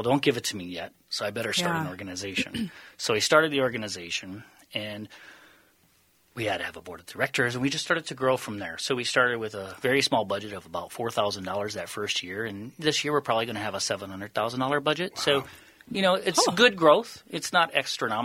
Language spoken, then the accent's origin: English; Le Mars, Iowa, United States; moved away as an adult; also born or lived in Washington, D.C. / Tanzania; I'm originally from Northwest Iowa